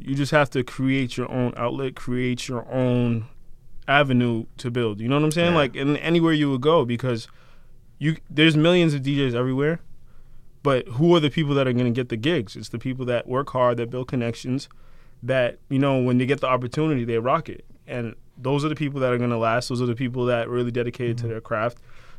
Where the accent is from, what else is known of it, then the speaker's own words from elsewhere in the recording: Randolph, Massachusetts, United States; I grew up in Randolph, but I spent a lot of time in Brockton.